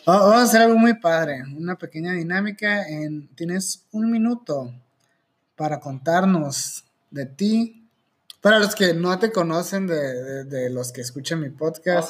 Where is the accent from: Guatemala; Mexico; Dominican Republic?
Mexico; Hermosillo, Sonora; also born or lived in Guadalajara; crecí en Guadalajara, para los que no sabían, y cuando yo llegué, nací en Hermosillo, pero a los ocho años nos regresamos para, cuando yo tenía ocho años, ¿no? Me regresé a Hermosillo